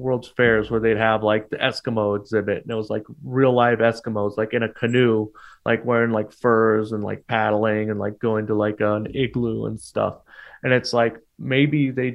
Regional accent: Portland, Oregon, United States; moved away; also born or lived in California / Milwaukie, Oregon; I grew up in Portland

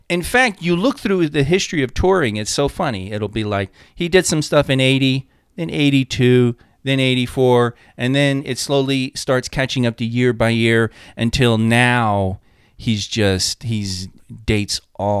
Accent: New York, United States; I'm from New York

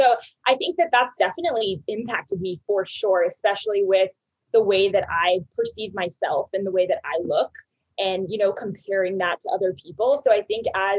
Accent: Alpharetta, Georgia, United States; moved away as an adult; now in Denver, United States; I grew up in Alpharetta, Georgia. I lived there for 23 years

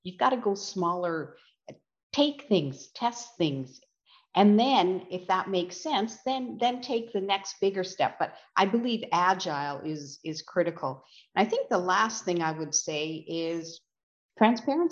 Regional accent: West Coast, Canada; now in Canadian Prairies; having been born and raised on the West Coast

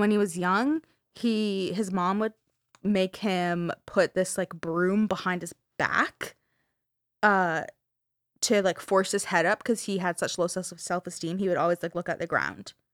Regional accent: Canada; we're Canadian

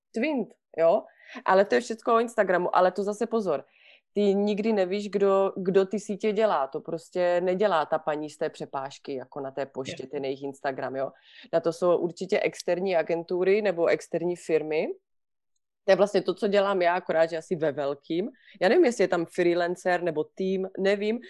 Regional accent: Vyškov, South Moravian Region, Czechia; now in Switzerland; já pocházím z Výškova, jo, bydlím v, mm-hmm. v ve Švýcarsku, ale pocházím z Výškova na Moravě

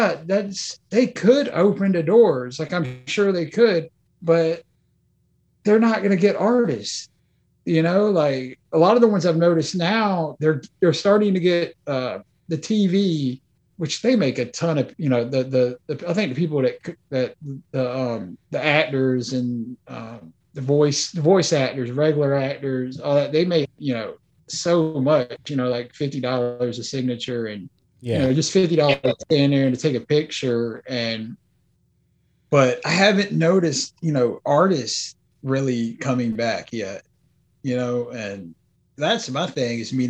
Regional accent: the South, United States; we're from the South. So, you know, we're used to walking up and hugging people.

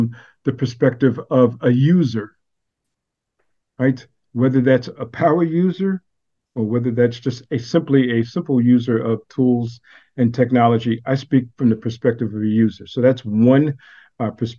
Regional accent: New York City, New York, United States; now in Austin, United States; I'm from Brooklyn and now I live in Austin, Texas

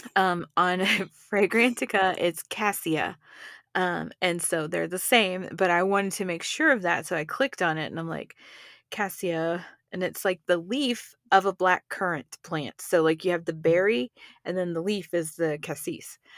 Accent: Texas, United States; now in Colorado, United States; I'm from Texas

